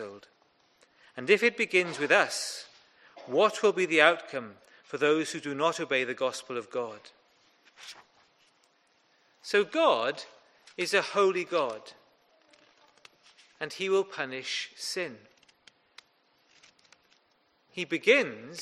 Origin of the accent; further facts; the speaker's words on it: Welsh, Wales, United Kingdom; I'm also Welsh.